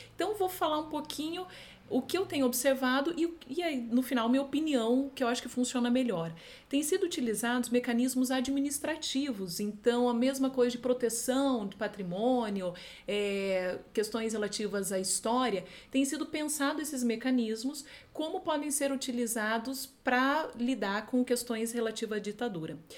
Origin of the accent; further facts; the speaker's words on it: Foz do Iguaçu, Paraná, Brazil; Eu venho de uma cidade, sou de Foz do Iguaçu